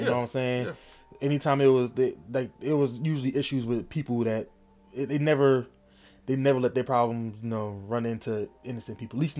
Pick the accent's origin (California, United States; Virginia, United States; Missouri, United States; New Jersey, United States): New Jersey, United States; Newark; moved away as an adult; also born or lived in Irvington, New Jersey / East Orange, New Jersey; born and raised in Jersey.